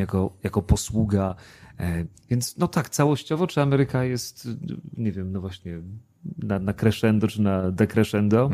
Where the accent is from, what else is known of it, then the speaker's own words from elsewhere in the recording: Przemyśl, Subcarpathian Voivodeship, Poland; also born or lived in Tarnów; now in Wrocław, Poland; urodziłem się w Tarnowie, bardzo piękne miasto, aczkolwiek w ogóle go nie znam, bo nigdy tam nie mieszkałem, a wychowałem się w nie mniej, a może nawet bardziej urokliwym mieście Przemyślu, a więc Podkarpacie